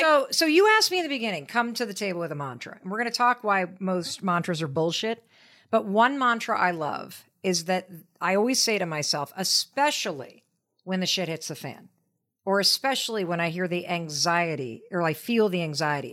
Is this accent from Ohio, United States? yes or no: no; Western Michigan, United States; I grew up in Western Michigan